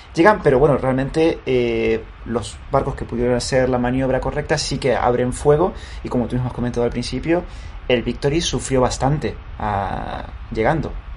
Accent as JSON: {"language": "Spanish", "country": "Spain", "said": "nosotros como eh, españoles"}